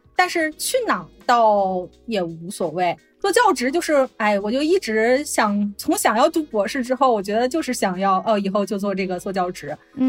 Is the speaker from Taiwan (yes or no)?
no; northern China, China; moved away as an adult; also born or lived in a southern Chinese city / northeastern United States; now in Florida, United States; 我是出生在一个北方的城市